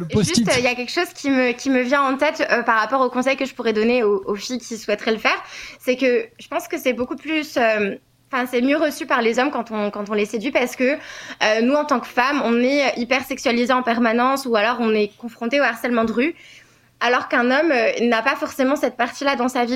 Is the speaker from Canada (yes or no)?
no; France; je suis française